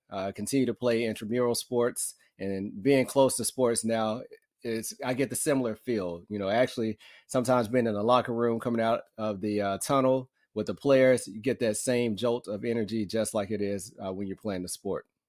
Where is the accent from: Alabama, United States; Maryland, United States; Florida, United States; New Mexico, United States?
Alabama, United States; Muscle Shoals; I grew up in Muscle Shoals, Alabama, so a small town, North Alabama.